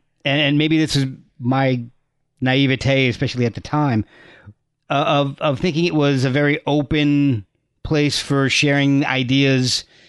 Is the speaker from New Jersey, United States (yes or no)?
yes; New Jersey, United States; moved away as an adult; also born or lived in Texas / Virginia; I was born in Texas, moved to New Jersey, Virginia, back to New Jersey. And then I was in New Jersey from about fourth grade until I left for college.